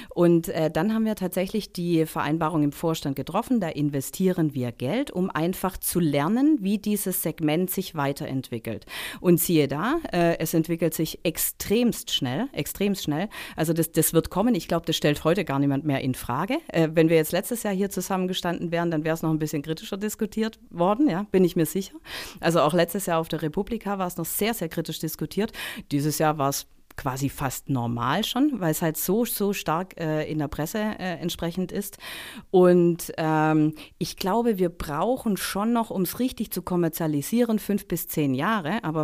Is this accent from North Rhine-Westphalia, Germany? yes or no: no; Baden-Württemberg, Germany; und ich bin im Stuttgarter Raum, im Neckartal aufgewachsen, ja, und wenn man dann ein Angebot bekommt, ähm, vom Daimler da einzusteigen in das Management-Trainee-Programm